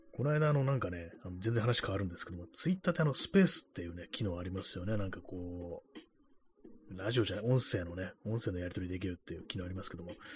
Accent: Tokyo, Japan; 東京生まれの東京人ですけども、東京育ちですけども

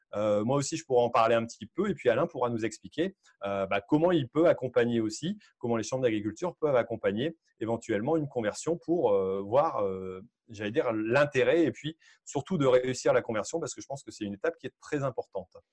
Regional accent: Hauts-de-France, France; chez, nous, chez nous, euh, dans les Hauts-de-France

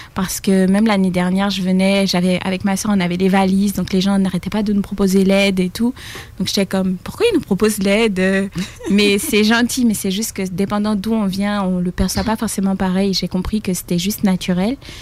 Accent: Côte d’Ivoire; also born or lived in France; now in Quebec City, Canada; Je viens de France et je suis originaire de Côte d'Ivoire

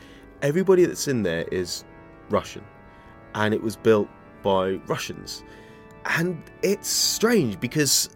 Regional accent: England, United Kingdom; I'm from England

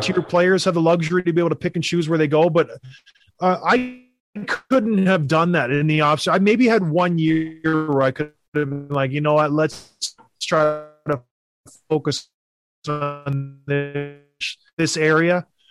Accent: Canada; when I was growing up in Canada

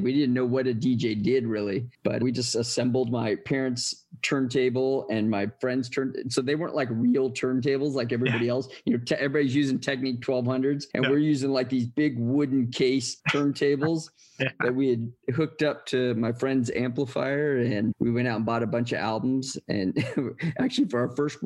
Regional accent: San Bernardino, California, United States; I grew up in San Bernardino, which is like about an hour outside of LA, not too far

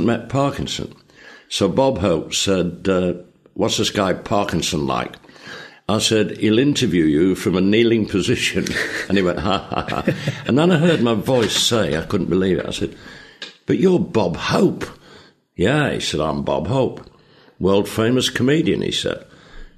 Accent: Leeds, Yorkshire and the Humber, United Kingdom; First paid job I ever did, my hometown Leeds, City Variety Theatre

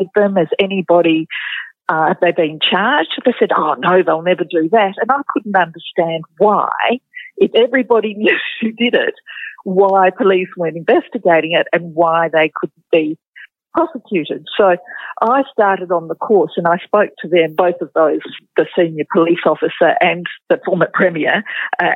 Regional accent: Sydney, New South Wales, Australia; now in Western Australia, Australia; I wasn't from Western Australia. I was from Sydney originally

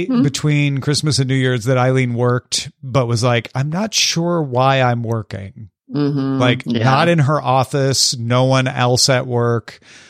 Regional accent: California, United States; moved away as an adult; now in Chicago, United States; I'm from Southern California, so boots weren't really a thing for me, but I moved to Chicago 5 years ago

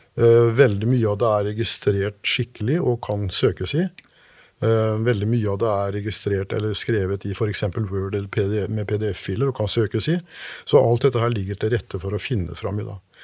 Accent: Kjølberg, Østfold, Norway; disse rare navnene vi hadde hjemme i Kjølbergskauen

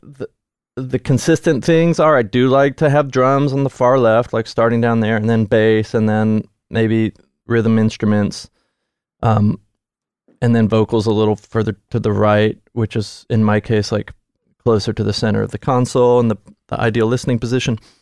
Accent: Nashville, Tennessee, United States; I grew up in Nashville.

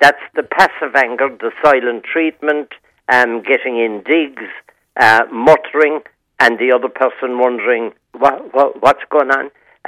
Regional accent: Blarney, Munster, Ireland; I've been born and bred in Blarney all my life.

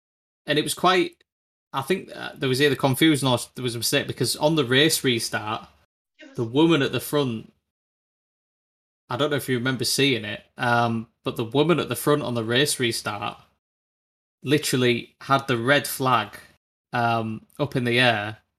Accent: United Kingdom; It's so frustrating being like a British fan of Moto2

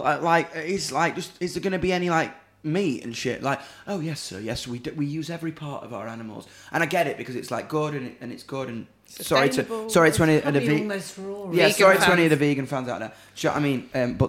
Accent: Doncaster, Yorkshire and the Humber, United Kingdom; If you're into that shit, but I'm from Donny, man.

